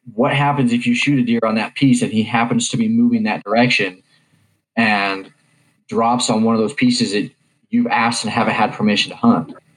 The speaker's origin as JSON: {"language": "English", "region": "Kansas", "country": "United States", "tie": "born or raised there", "said": "growing up in Kansas"}